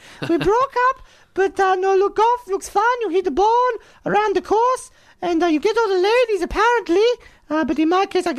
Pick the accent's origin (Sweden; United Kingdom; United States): Sweden; And, look, I speak Swedish because I'm from Sweden.